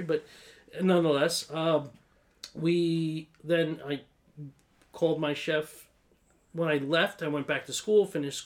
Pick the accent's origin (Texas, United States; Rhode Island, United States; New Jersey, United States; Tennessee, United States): New Jersey, United States; Egg Harbor City; I grew up in a town halfway between Atlantic City and Philadelphia.